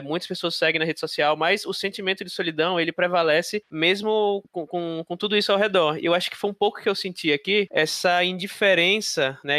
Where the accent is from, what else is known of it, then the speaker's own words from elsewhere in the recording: Aracaju, Sergipe, Brazil; moved away as an adult; now in São Paulo, Brazil; Eu sou de, de Aracaju, Sergipe, lá no Nordeste, e eu vim pra cá já com acho que uns 25 anos de idade